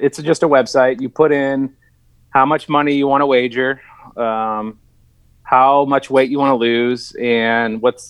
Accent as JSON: {"language": "English", "town": "St. Louis", "region": "Missouri", "country": "United States", "said": "I'm from St. Louis"}